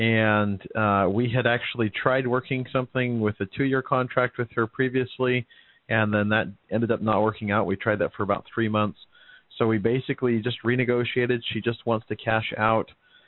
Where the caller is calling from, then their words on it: Pasco, Washington, United States; I'm from Pasco, Washington.